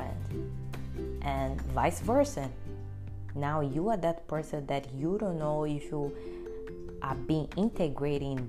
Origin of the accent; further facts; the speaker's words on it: Brazil; English is a second language; moved away as an adult; now in United States; I'm here in the United States, I came from Brazil